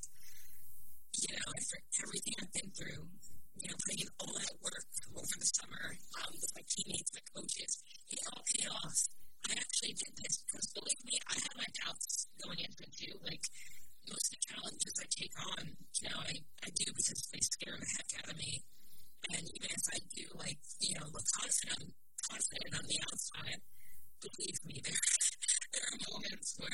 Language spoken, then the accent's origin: English; New York City, New York, United States